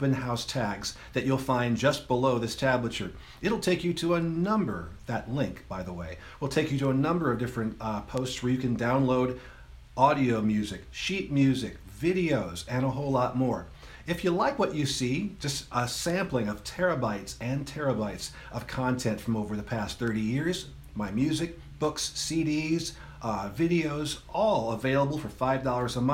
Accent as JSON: {"language": "English", "town": "Los Angeles", "region": "California", "country": "United States", "tie": "born or raised there", "said": "I grew up in Los Angeles in the Fairfax District"}